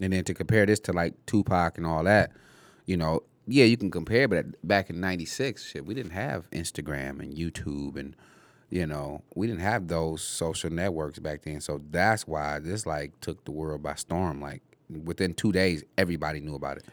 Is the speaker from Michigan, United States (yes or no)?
yes; Detroit, Michigan, United States; I grew up on Tireman and Livenoy